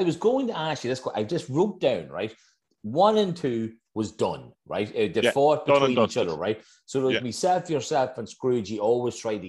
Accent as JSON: {"language": "English", "country": "Ireland", "tie": "born or raised there", "said": "we grew up in Darvo, Kev. It was the countryside, okay? We had space."}